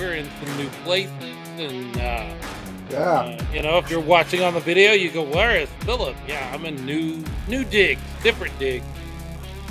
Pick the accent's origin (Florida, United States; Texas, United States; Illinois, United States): Texas, United States; North; I'm also from North Texas